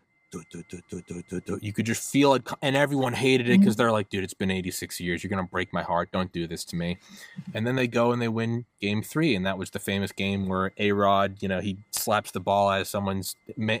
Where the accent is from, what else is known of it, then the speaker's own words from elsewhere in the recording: New Hampshire, United States; now in Maryland, United States; I'm from New Hampshire